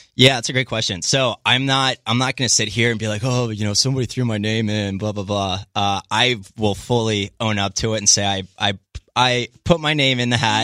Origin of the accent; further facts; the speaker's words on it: Middletown, Maryland, United States; moved away as an adult; also born or lived in Alabama / San Jose, California; now in Santa Monica, United States; I grew up in a small town in Maryland, Western Maryland called Middletown